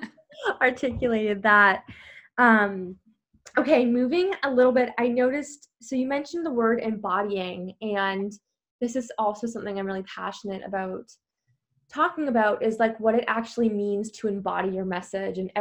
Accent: Burlington, Ontario, Canada; I say Toronto, but y'all know I'm from Burlington

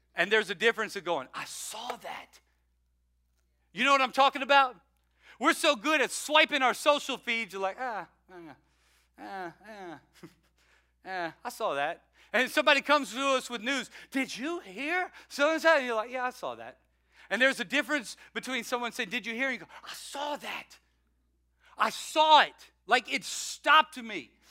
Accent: the South, United States; I'm from the South

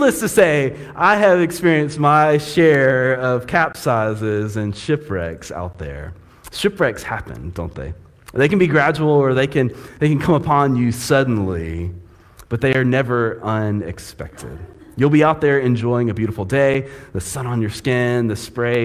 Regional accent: Panama City, Florida, United States; It's tough being a fair-skinned kid growing up in Florida

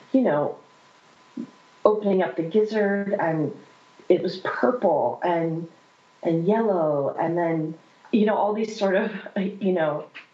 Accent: central Pennsylvania, United States; moved away; I'm from central Pennsylvania originally. So I lived in the middle of nowhere.

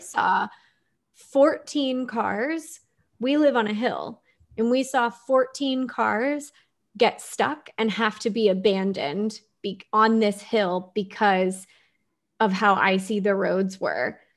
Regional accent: Houston, Texas, United States; growing up in Houston, we had hurricanes and flooding

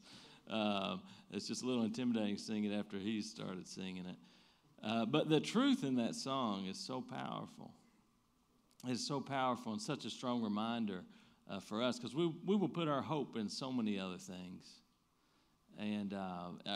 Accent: Eastern Kentucky, United States; I'm from Eastern Kentucky

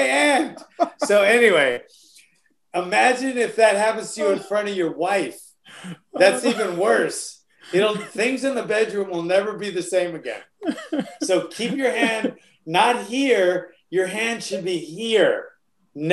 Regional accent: Oahu, Hawaii, United States; moved away; Hawaii is a rough state, especially, you know, where I grew up on Oahu.

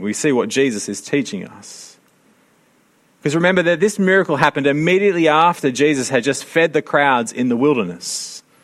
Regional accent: Sydney, New South Wales, Australia; I grew up in Sydney

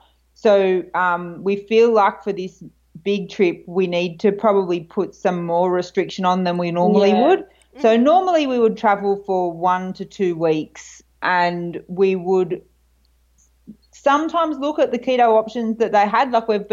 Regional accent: Australia; We're Australian, so tea is a big thing for us.

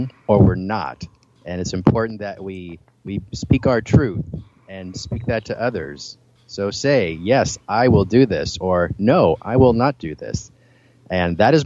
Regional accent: Milwaukie, Oregon, United States; I grew up in Milwaukee, Oregon, which is a suburb of Portland, Oregon

